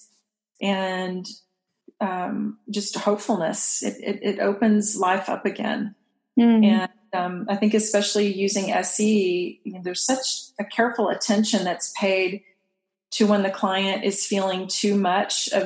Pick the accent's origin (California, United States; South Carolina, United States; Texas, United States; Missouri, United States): Texas, United States; moved away as an adult; also born or lived in Kansas; I'm moving from my home state of Texas to Kansas